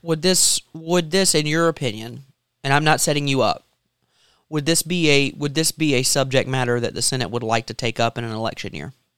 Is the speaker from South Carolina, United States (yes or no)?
yes; South Carolina, United States; born in South Carolina